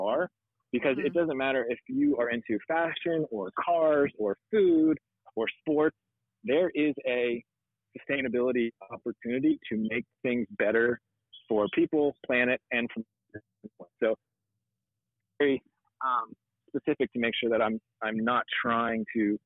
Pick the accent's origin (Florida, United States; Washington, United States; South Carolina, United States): Florida, United States; I grew up in Florida, and Florida is a wild place